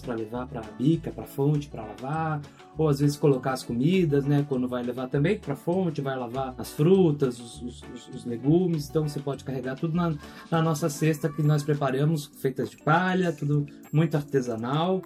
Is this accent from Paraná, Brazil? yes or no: no; São Paulo, Brazil; also born or lived in Rio de Janeiro / Florianópolis; now in Porto Alegre, Brazil; Eu nasci no Rio de Janeiro, cresci em São Paulo, eh, passei um tempinho em Floripa e hoje em dia eu moro em Porto Alegre